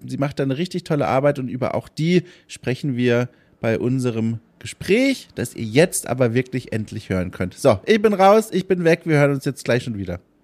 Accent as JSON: {"language": "German", "region": "Southern Germany", "country": "Germany", "said": "ich komme ja eigentlich auch aus Süddeutschland"}